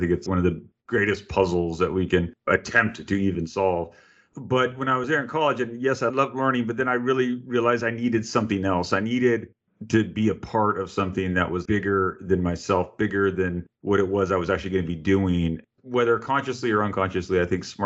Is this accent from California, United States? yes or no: yes; California, United States; I grew up in a small town in California